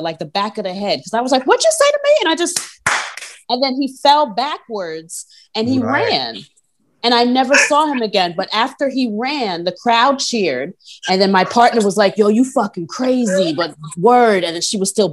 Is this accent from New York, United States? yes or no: yes; New York, United States; I'm from New York.